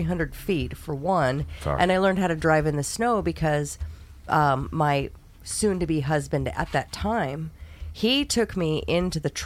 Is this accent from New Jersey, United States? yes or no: no; Bay Area, California, United States; moved away as an adult; also born or lived in Colorado; I was born and raised in California, in the Bay Area. I was there until I was 22 years old